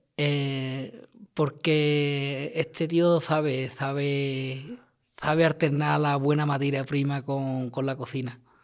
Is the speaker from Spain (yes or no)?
yes; Lantejuela, Andalusia, Spain; mi pueblo